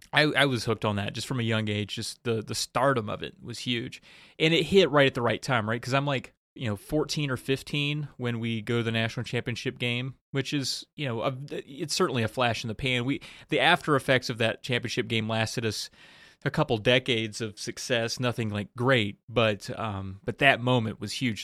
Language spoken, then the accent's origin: English; about an hour from Blacksburg, Virginia, United States; born or raised there